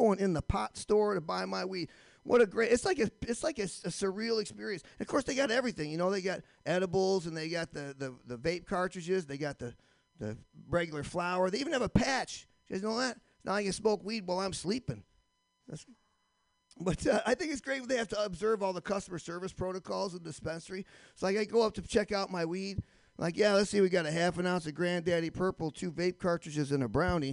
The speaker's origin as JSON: {"language": "English", "region": "Michigan", "country": "United States", "moved": "yes", "lives_now": "Boston, United States", "said": "I live in Boston now, but I'm originally from Michigan"}